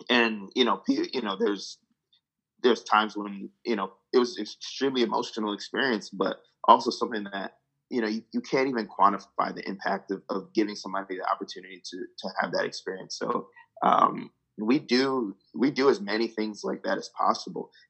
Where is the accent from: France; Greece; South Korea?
Greece; yeah, we're, we're all Greek and we're all from Imos